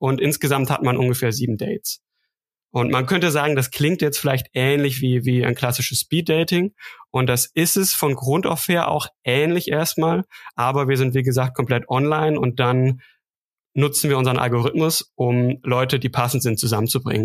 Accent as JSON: {"language": "German", "area": "Münsterland", "region": "North Rhine-Westphalia", "country": "Germany", "moved": "yes", "lives_now": "Stuttgart, Germany", "said": "ich bin ähm, in Stuttgart, komme aber ursprünglich aus dem Münsterland. Vielleicht klingt das noch so leicht raus, also nordrhein-westfälische Wurzeln"}